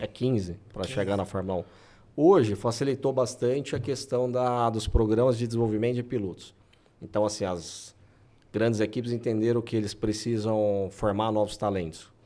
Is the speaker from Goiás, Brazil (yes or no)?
yes; Anápolis, Goiás, Brazil; Eu sou de Anápolis